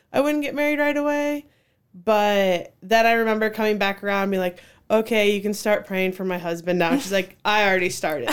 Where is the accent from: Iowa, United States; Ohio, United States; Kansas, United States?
Iowa, United States; Cedar Falls; I grew up in Cedar Falls since fourth grade